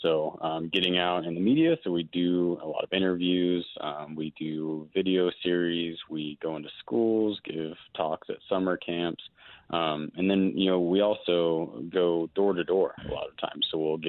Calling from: Denver, Colorado, United States; Yeah, you know, I'm actually up in Denver today, but I work out of the Durango office down Southwest Colorado.

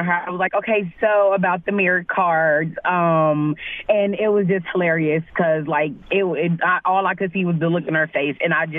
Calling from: Neenah, Wisconsin, United States; I'm calling from Nina, Wisconsin.

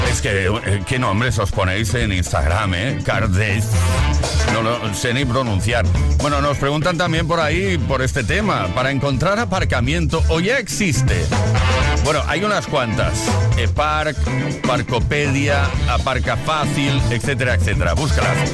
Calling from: Salamanca, Castile and León, Spain; Hola, ¿qué tal? … de Salamanca.

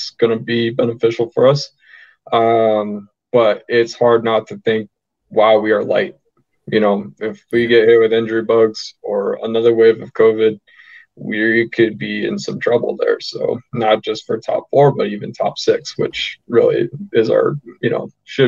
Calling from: Denver, Colorado, United States; Denver. Thank you.

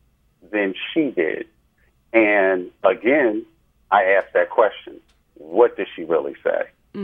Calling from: New Jersey, United States; I'm calling from New Jersey.

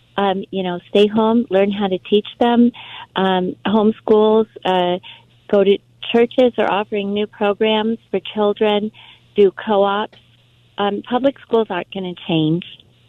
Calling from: Los Angeles, California, United States; I'm calling from Los Angeles.

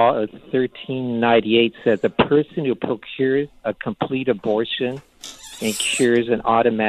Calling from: Palo Alto, California, United States; Yeah, I'm from Palo Alto, St. Thomas Aquinas Parish.

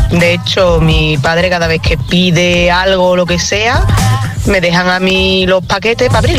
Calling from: Madrid, Community of Madrid, Spain; Buenos días, agitadores. … de Madrid

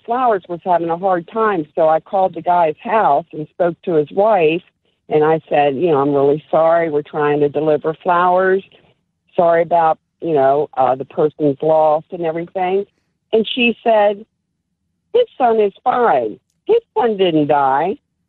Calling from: Maryland, United States; I'm calling from Maryland.

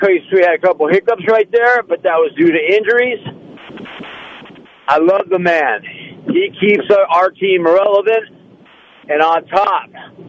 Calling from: Lemoore, California, United States; This is … from Lemoore.

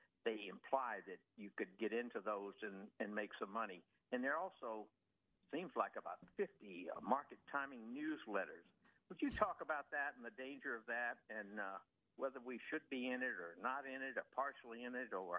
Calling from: Fairfax Station, Virginia, United States; I'm calling from Fairfax Station. Listen, I'm 80 years old.

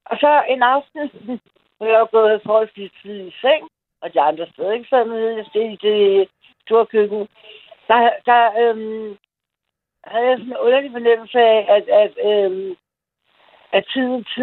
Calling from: Copenhagen, Capital Region of Denmark, Denmark; Jeg er fra København.

